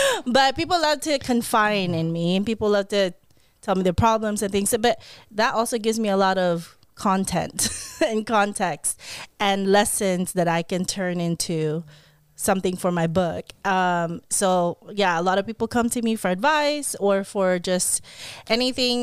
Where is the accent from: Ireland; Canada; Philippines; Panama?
Philippines; now in California, United States; me being a Filipino, speaking a different language